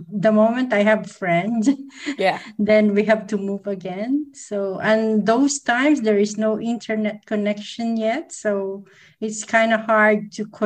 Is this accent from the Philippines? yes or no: yes; Philippines; English is a second language; also born or lived in UAE / Australia; now in Dubai, United Arab Emirates; I'm originally from Philippines, and then uh